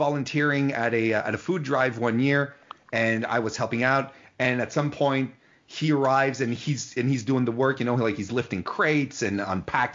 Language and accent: English; Quebec City, Quebec, Canada; I'm from Quebec City